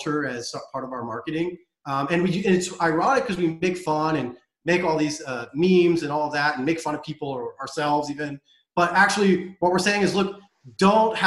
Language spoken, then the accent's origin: English; United States; also born or lived in Europe; I'm an American. It's where I grew up and I come from